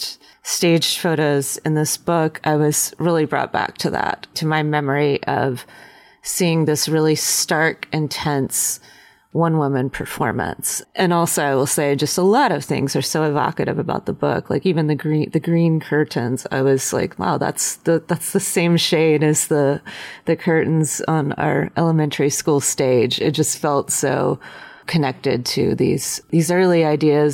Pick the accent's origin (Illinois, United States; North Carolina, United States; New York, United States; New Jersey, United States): North Carolina, United States; Western; the place that I come from, but it's also just Western North Carolina